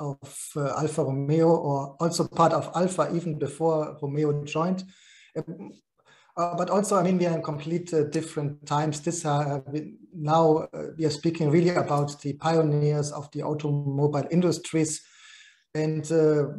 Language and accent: English; Germany; my hometown in Germany